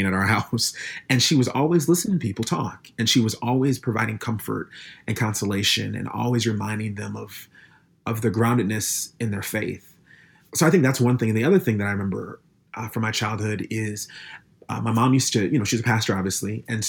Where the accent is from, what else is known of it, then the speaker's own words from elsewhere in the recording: Minneapolis, Minnesota, United States; I grew up in Minneapolis, Minnesota. Not specifically in Minneapolis. I grew up in a suburb of Minneapolis.